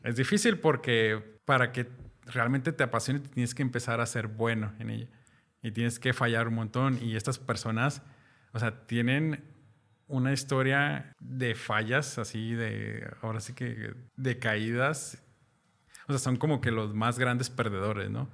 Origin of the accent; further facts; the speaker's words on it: Mexico; algo que tenemos los mexicanos